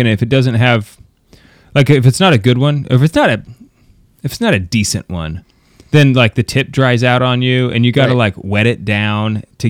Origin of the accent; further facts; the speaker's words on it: United States; I'm American